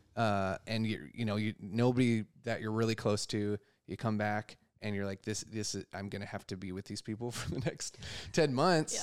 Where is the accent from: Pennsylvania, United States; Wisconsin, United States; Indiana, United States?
Wisconsin, United States; now in New York, United States; I'm from Wisconsin originally